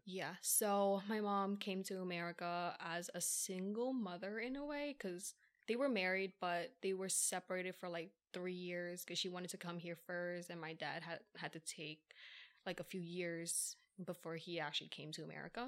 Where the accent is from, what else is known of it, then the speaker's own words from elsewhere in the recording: Philadelphia, Pennsylvania, United States; first language English; born and raised in Philly